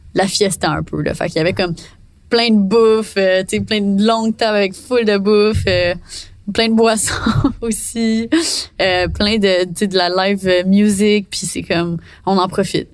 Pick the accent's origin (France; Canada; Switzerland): Canada; Quebec; je suis québécoise